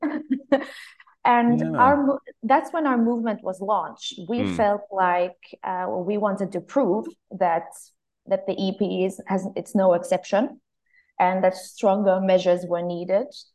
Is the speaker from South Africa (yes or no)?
no; Finland; moved away as an adult; now in Brussels, Belgium; I come from Finland. I'm part of the Swedish-speaking minority in my country